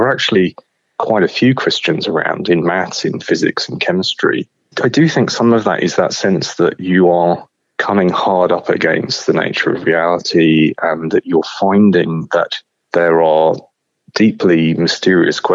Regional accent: London, United Kingdom; I was born in London and then grew up sort of in and around there

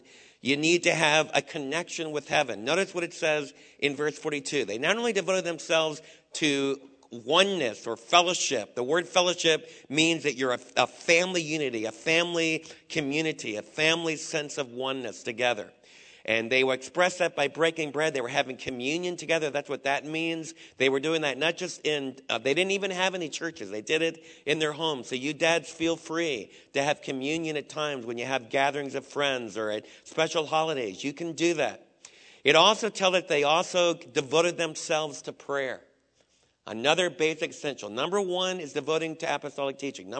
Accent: East Coast, United States; moved away; a lot of the guys that I was raised with back in the East Coast

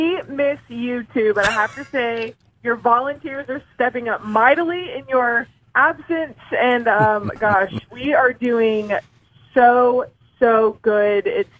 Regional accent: South Carolina, United States; moved away as an adult; now in Indianapolis, United States; So I am originally from South Carolina, a very small town in the upstate of South Carolina

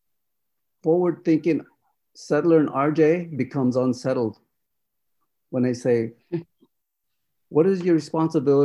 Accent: Rosebud Sioux Reservation, South Dakota, United States; I am in my homelands that is illegally occupied by settlers

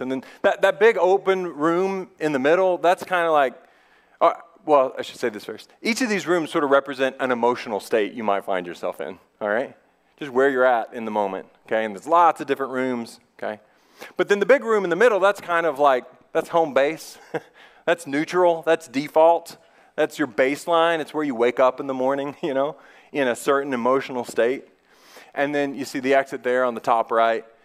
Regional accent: United States

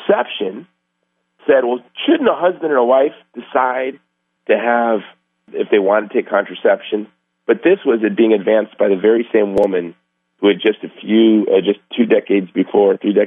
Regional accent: United States; I was raised in Section 8 housing by a single mom, and in this country, I've been given every opportunity in the world

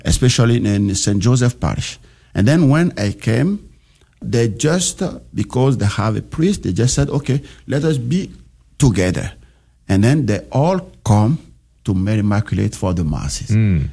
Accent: Benin; moved away; I grew up in Benin

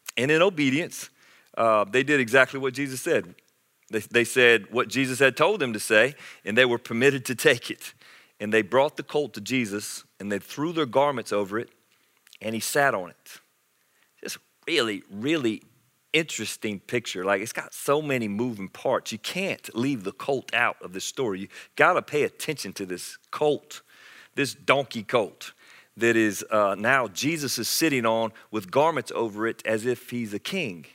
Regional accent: Anderson, South Carolina, United States; I grew up in South Carolina in Anderson

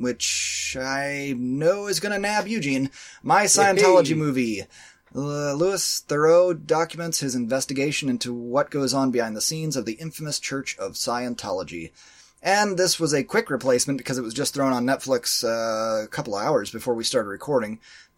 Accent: Berlin, Germany; Considering that we grew up in Berlin, it's probably Berlin.

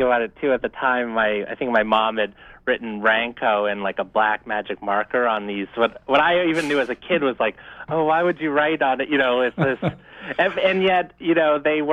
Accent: Orono, Maine, United States; moved away as an adult; I'm a member of the Penobscot Nation, and I grew up mostly in Orono

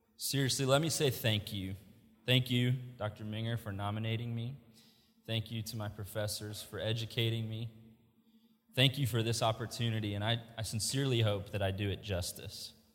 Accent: Indianapolis, Indiana, United States; moved away as an adult; now in Wilmore, United States; We are both from Indianapolis. Our parents are in Indianapolis

